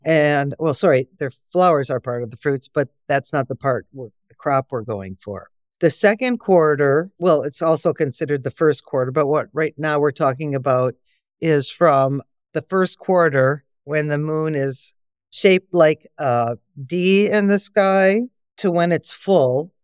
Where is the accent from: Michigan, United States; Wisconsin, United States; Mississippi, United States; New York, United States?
Wisconsin, United States; my background is I'm from Wisconsin